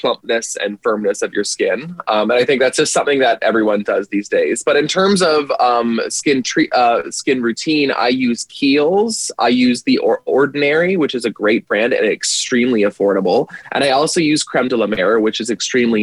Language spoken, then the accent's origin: English; Canada; moved away as an adult; now in United States; living in the States, being Canadian